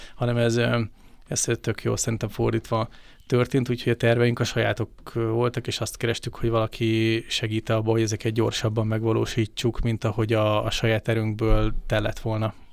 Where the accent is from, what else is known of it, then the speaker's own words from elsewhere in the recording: Hungary; mi magyarok vagyunk, Magyarországon élünk